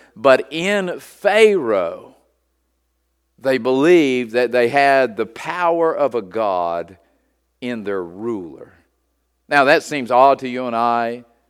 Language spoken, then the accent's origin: English; United States; as an American citizen